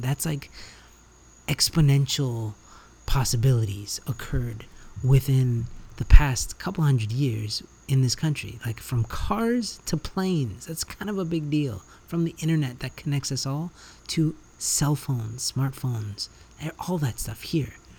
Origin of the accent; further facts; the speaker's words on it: Canada; also born or lived in United States; now in Central America; I grew up in Canada